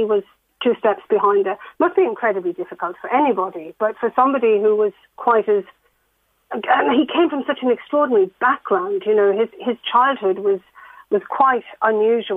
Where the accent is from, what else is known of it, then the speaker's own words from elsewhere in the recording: Ireland; moved away; I was growing up on the Carrick Road